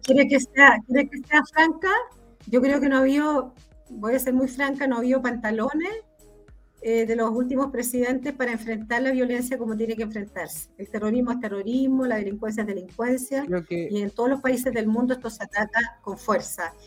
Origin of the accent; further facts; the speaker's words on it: Araucanía, Chile; nosotros que somos de la Araucanía